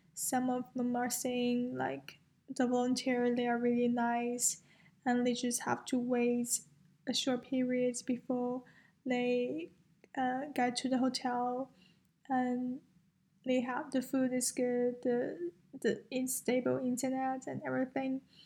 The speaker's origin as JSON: {"language": "English", "country": "China", "moved": "as an adult", "lives_now": "United States", "said": "I'm from China"}